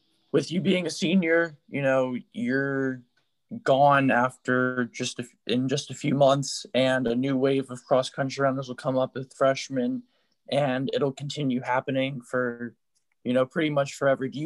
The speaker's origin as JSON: {"language": "English", "town": "Mechanicsburg", "region": "Pennsylvania", "country": "United States", "said": "we're from Mechanicsburg"}